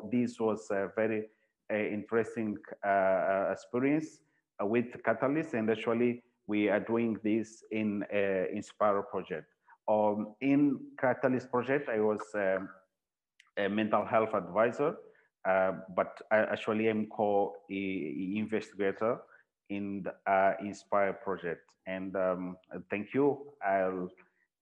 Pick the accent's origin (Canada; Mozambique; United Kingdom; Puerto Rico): Mozambique; I work in a psychiatric hospital here in Mozambique, and I'm from Mozambique